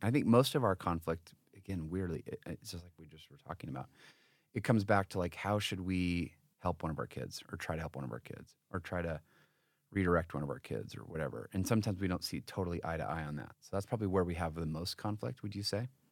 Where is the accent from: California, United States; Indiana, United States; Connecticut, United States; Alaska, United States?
Connecticut, United States; moved away; also born or lived in Utah; I was from this very different kinda family growing up in Florida, I mean, in Connecticut.